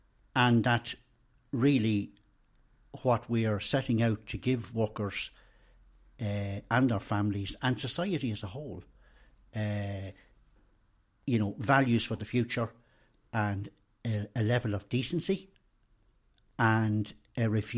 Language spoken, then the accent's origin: English; Randallstown, Leinster, Ireland; born there; I was born in Randallstown, which is in Orrestown Kilberry parish of County Meath